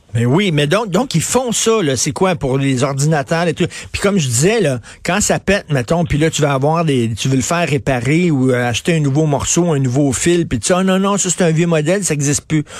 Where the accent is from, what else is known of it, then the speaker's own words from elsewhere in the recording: Montreal, Quebec, Canada; j'ai grandi à Verdun, puis je me souviens, là, quand j'étais petit